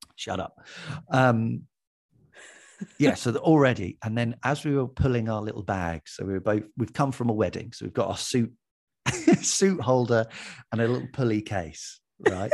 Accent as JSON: {"language": "English", "town": "Watford", "region": "East of England", "country": "United Kingdom", "moved": "as an adult", "lives_now": "Hackney, London, United Kingdom", "said": "I'm from Watford, and I li-, and I live currently in Hackney"}